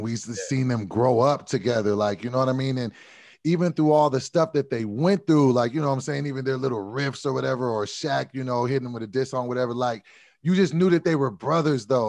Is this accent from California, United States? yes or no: yes; Sacramento, California, United States; moved away; I am from Sacramento, California, yeah, and I was a I was a loyal Kings fan. We have a shitty basketball team, but I was loyal when I lived there